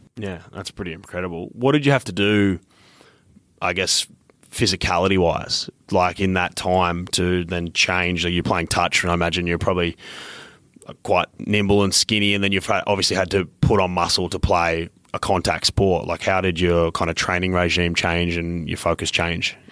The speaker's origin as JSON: {"language": "English", "region": "Queensland", "country": "Australia", "tie": "born or raised there", "also_born_or_lived": "New South Wales", "said": "I grew up in Queensland, but I'm born in New South Wales"}